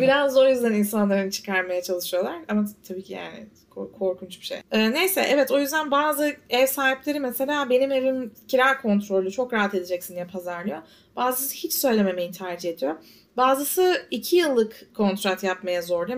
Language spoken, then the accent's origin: Turkish; Istanbul, Turkey; now in New York, United States